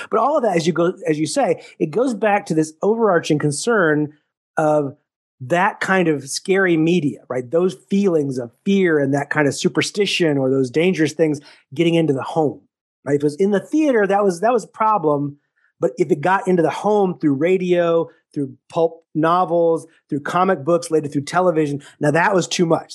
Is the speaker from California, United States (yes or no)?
no; Texas, United States; also born or lived in Missouri; now in Syracuse, United States; I grew up in Texas